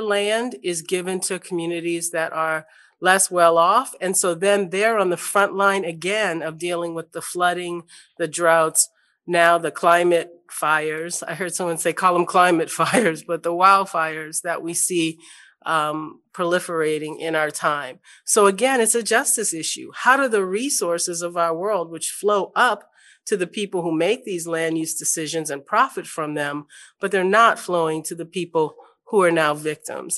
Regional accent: New Orleans, Louisiana, United States; I grew up in New Orleans

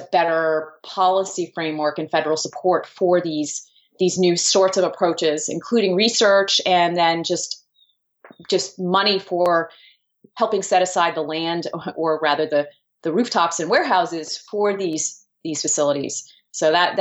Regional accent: New Jersey, United States; here in my home state of New Jersey

